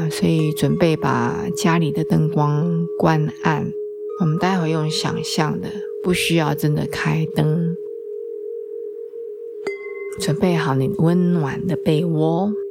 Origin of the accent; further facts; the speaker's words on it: China; 所以到了冬天呢，我们中国人喜欢用吃来祭五脏庙，其实这个也很有道理啊